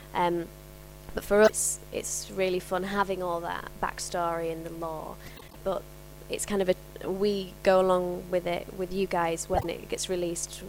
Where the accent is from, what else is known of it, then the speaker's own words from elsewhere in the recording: Yorkshire and the Humber, United Kingdom; accent: Cockney; moved away; I'm from Yorkshire and there wasn't a huge amount of opportunities up there for me